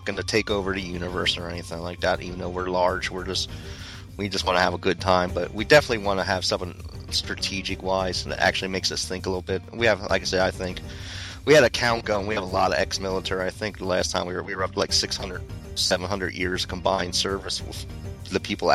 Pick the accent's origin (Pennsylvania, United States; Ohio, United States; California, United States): Pennsylvania, United States; central; moved away; I am from the beautiful state of Pennsylvania.